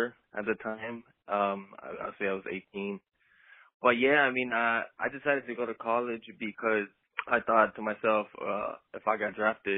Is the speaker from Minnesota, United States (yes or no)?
no; San Diego, California, United States; I was born and raised in San Diego